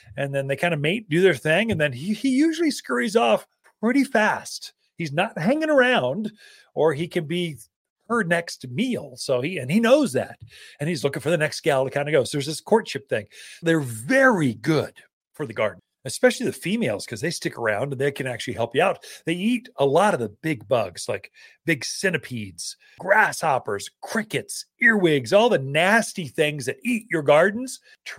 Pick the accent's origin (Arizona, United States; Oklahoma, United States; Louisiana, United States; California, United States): Arizona, United States; Prescott; born or raised there